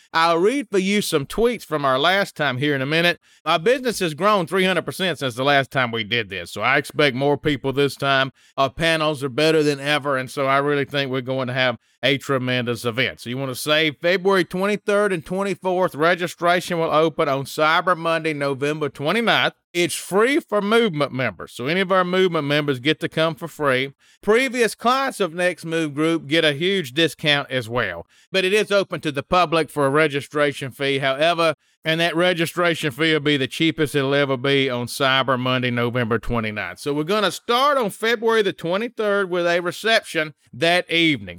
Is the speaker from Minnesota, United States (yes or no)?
no; Mississippi, United States; I'm from Mississippi